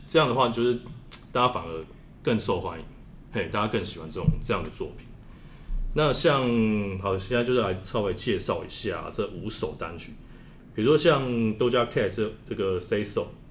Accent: Taiwan; 我们台湾人

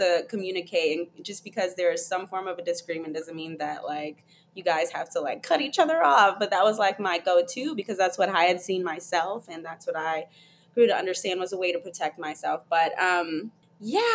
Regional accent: Atlanta, Georgia, United States; Yeah, I grew up in Atlanta, Georgia. Well, more metro Atlanta.

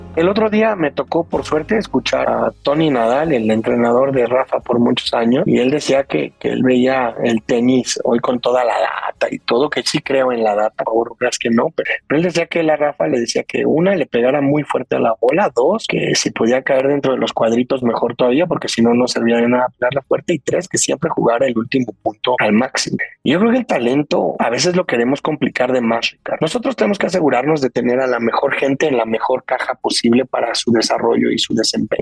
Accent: Mexico; also born or lived in Brazil / Colombia / New Jersey

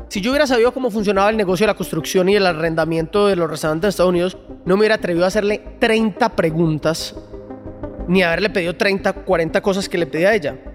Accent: Colombia

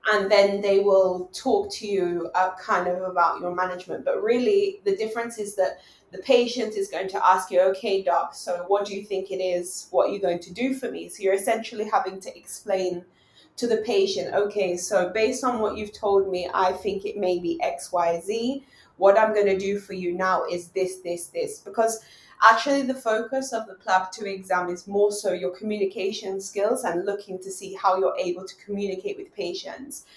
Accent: England, United Kingdom; moved away as an adult; I grew up in England and my family is there

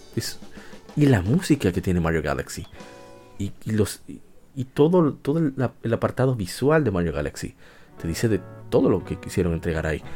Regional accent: Dominican Republic; nosotros los dominicanos

